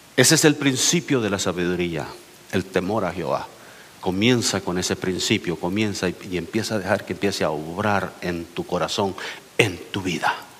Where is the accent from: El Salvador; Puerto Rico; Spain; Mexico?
El Salvador; moved away; vengo del Salvador, donde ya casi nadie se casa, casi todos nomás se juntan.